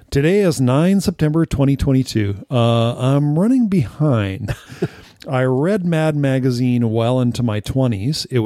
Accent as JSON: {"language": "English", "region": "California", "country": "United States", "tie": "born or raised there", "said": "I remember first encountering it at the neighbors growing up in California."}